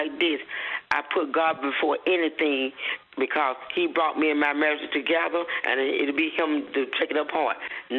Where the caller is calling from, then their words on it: Chattanooga, Tennessee, United States; I am calling from Chattanooga, Tennessee.